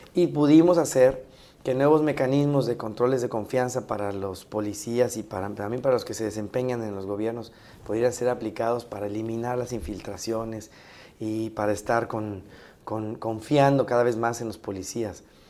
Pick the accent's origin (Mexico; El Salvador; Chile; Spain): Mexico; como mexicanos